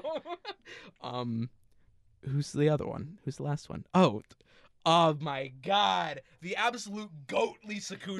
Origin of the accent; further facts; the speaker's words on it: New Jersey, United States; we're from New Jersey